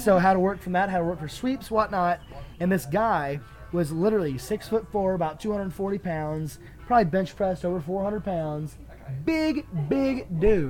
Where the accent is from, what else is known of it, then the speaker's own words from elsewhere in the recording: Belle Plaine, United States; we're from Belle Plaine